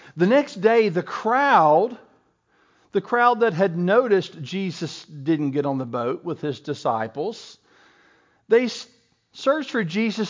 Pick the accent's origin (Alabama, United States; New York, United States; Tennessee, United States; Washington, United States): Tennessee, United States; Bristol; I went to King College in Bristol, Tennessee, and Bristol was my hometown